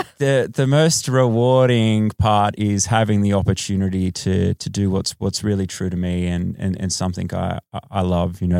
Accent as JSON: {"language": "English", "country": "Australia", "lives_now": "Los Angeles, United States", "said": "Yes, uh, I am Australian."}